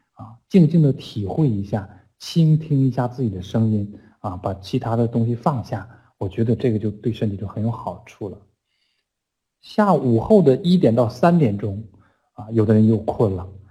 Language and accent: Chinese; China; 我们中国人